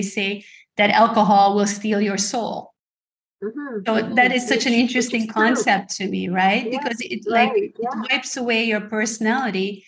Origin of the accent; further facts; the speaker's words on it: Hungary; moved away; I'm from Hungary originally